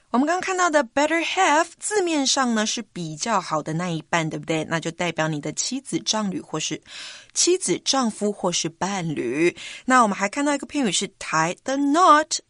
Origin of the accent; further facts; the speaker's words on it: Taiwan; we Taiwanese